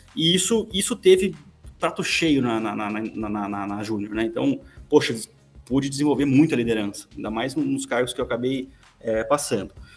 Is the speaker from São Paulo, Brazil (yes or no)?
yes; Campinas, São Paulo, Brazil; então sou de Campinas